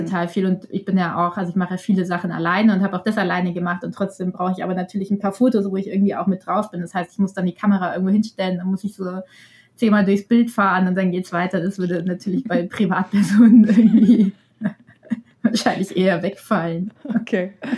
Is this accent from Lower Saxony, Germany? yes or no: no; Bavaria, Germany; ich komme ja selber auch aus Bayern